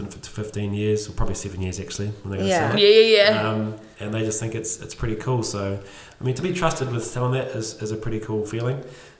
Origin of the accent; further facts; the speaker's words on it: Cambridge, Waikato, New Zealand; It's my hometown.